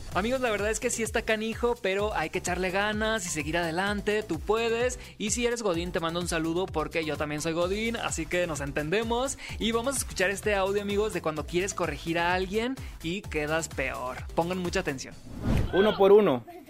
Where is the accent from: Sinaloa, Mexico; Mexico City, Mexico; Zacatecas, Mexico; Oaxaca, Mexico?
Sinaloa, Mexico; moved away; yo soy de Sinaloa, allá es una hora menos